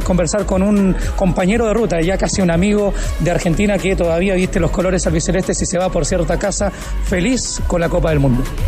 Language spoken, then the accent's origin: Spanish; Chile